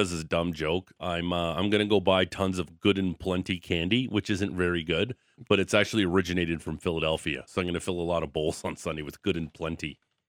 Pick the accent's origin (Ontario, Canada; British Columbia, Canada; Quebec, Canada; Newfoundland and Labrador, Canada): Ontario, Canada; Niagara Falls; I was born in Niagara Falls